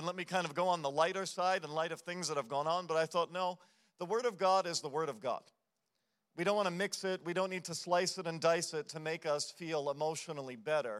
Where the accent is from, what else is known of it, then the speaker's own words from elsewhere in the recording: United States; as an American culture